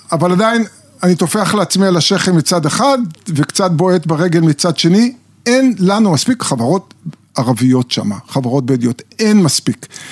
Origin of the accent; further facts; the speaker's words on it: Israel; אני גדלתי בקיבוץ